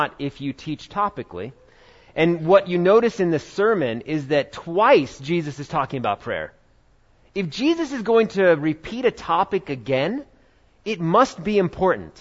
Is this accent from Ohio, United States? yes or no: no; New York, United States; When I was growing up in New York